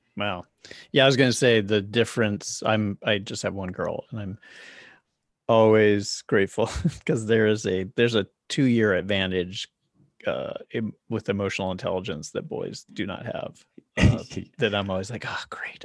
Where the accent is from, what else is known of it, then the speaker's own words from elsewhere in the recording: Charlotte, North Carolina, United States; moved away as an adult; also born or lived in New York; now in Los Angeles, United States; I lived in New York for 10 years and then I grew up in Charlotte, North Carolina.